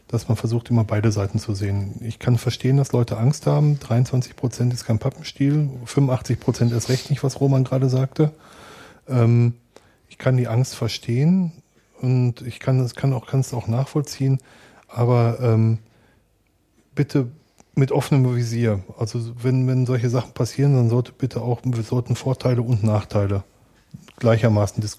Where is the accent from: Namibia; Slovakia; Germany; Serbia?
Germany; North Rhine-Westphalia; Ich bin im Ruhrgebiet groß geworden. Wir haben im Ruhrgebiet eine der höchsten Ausländerquoten in Deutschland. Ich bin mit Döner und Pizza groß geworden